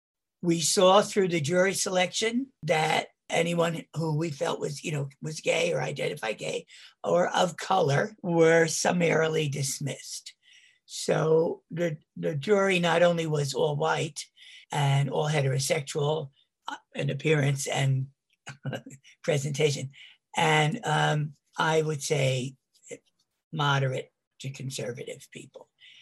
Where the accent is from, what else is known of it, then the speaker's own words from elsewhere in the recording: Northeast, United States; now in San Francisco, United States; we're both from the Northeast